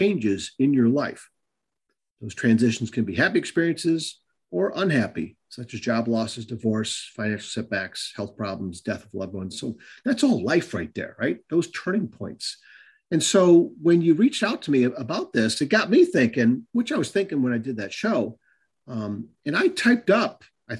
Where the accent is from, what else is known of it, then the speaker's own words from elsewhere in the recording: Northville, Michigan, United States; also born or lived in Westland, Michigan / Taylor, Michigan; my parents choosing to move to Northville, Michigan. I was born in Westland, Michigan. We lived there for a little bit. We lived in Taylor